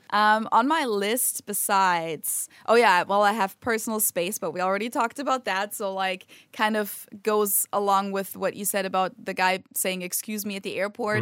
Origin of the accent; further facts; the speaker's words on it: Germany; moved away as an adult; now in United States; my home country